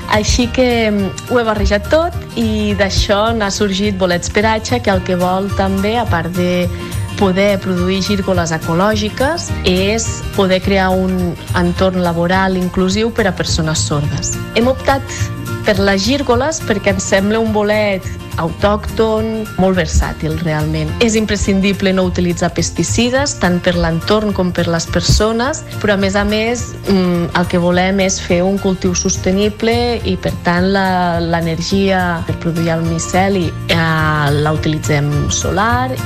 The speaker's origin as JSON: {"language": "Catalan", "town": "Barcelona", "region": "Catalonia", "country": "Spain", "moved": "as an adult", "lives_now": "Organyà, Spain", "said": "Som barcelonins, però vam optar per fer un canvi de vida"}